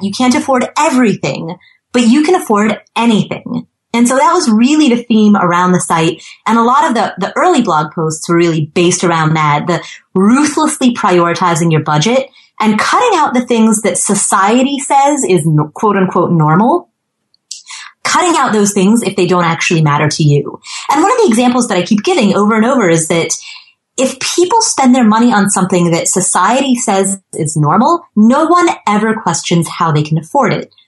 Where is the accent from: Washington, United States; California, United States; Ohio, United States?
Ohio, United States; born or raised there; also born or lived in Kathmandu, Nepal; now in Atlanta, United States